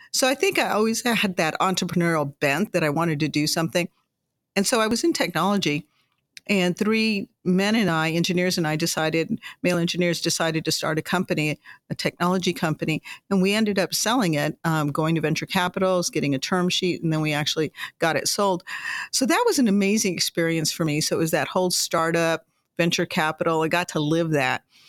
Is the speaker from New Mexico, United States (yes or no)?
yes; Las Cruces, New Mexico, United States; when I was a young girl growing up in Las Cruces, New Mexico